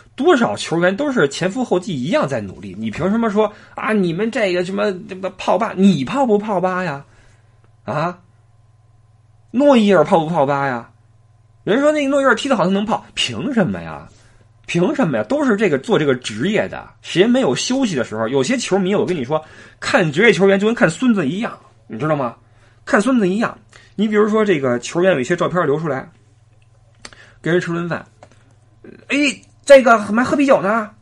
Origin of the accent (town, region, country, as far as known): China; born or raised there; now in Frankfurt, Germany